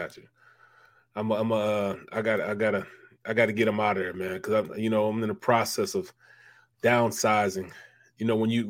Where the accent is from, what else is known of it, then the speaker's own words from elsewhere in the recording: St. Louis, Missouri, United States; moved away; I'm from the Midwest also. You know, from St. Louis